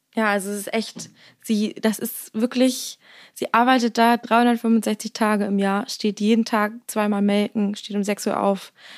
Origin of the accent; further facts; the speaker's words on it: Mecklenburg-Vorpommern, Germany; moved away; in meiner Heimat, also in Mecklenburg-Vorpommern